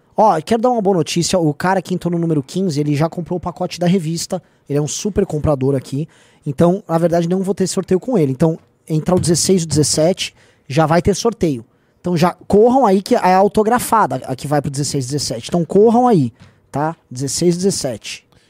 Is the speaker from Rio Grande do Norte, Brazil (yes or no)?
no; São Paulo, Brazil; Eu sou de São Paulo